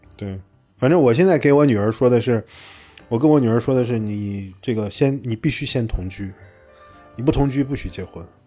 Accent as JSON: {"language": "Chinese", "region": "northern China", "country": "China", "said": "因为我是北方人"}